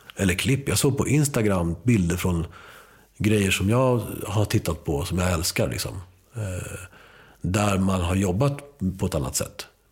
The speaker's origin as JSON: {"language": "Swedish", "country": "Sweden", "tie": "born or raised there", "first_language": "Spanish", "second_language": "Swedish", "said": "spanska skulle vara mitt modersmål fast jag började skolan här"}